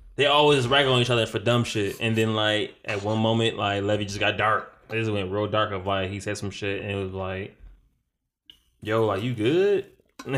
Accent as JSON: {"language": "English", "town": "Detroit", "region": "Michigan", "country": "United States", "tie": "born or raised there", "said": "growing up in Detroit"}